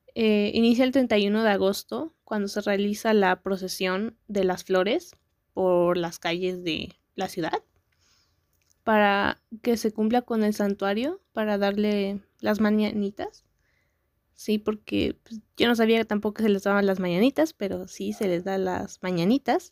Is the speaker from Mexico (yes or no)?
yes; Mexico; also born or lived in San Andrés Cholula, Puebla; yo soy mexicana